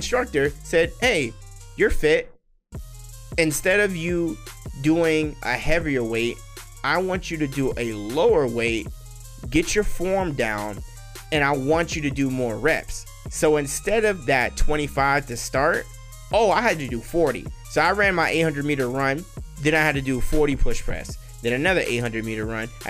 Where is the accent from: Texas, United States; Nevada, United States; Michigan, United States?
Nevada, United States; Las Vegas; I am born and raised in Las Vegas, Nevada. I am a Nevadan. I was born in Sin City.